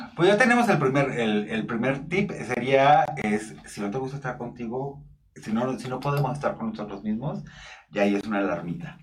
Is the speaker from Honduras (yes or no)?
no; northern Mexico, Mexico; now in Mexico City, Mexico; soy norteño